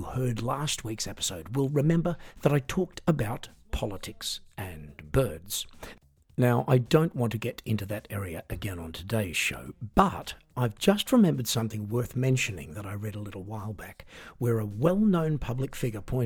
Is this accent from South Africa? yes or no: no; Australia; I'm an Australian singer, songwriter, piano entertainer